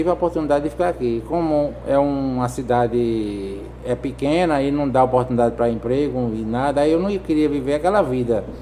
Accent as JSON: {"language": "Portuguese", "town": "Juazeiro do Norte", "region": "Ceará", "country": "Brazil", "lives_now": "Recife, Brazil", "said": "Sou de Juazeiro do Norte."}